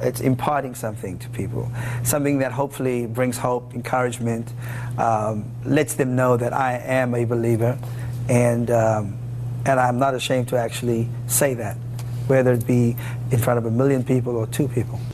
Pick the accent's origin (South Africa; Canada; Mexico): South Africa; now in United States; I'm a South African guy who, by the grace of God, He blessed me and my family to be here in the United States